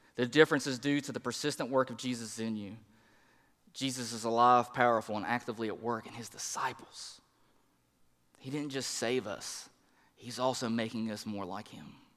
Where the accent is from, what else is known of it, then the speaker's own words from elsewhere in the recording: the Bible Belt, United States; now in East Tennessee, United States; the people that I grew up with in the Bible Belt, even here in East Tennessee, now that we're here